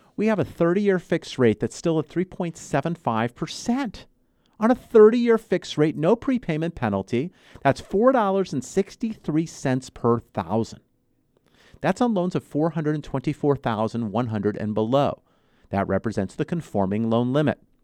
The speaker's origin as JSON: {"language": "English", "region": "Southern California", "country": "United States", "tie": "born or raised there", "said": "I was born and raised here in Southern California."}